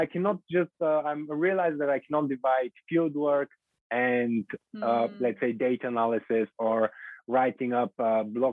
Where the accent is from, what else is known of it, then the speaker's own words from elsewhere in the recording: Bulgaria; moved away; I'm originally from Bulgaria